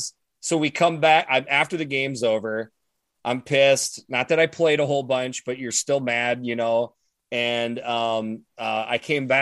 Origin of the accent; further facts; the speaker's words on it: Iowa, United States; growing up in Iowa